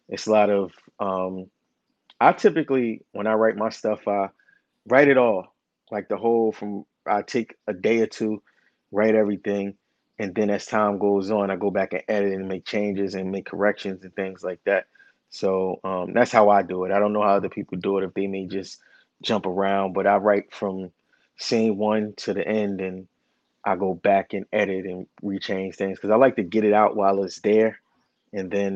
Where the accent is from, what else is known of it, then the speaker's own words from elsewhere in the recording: Newark, New Jersey, United States; I'm from Newark, New Jersey. Lived in my whole life.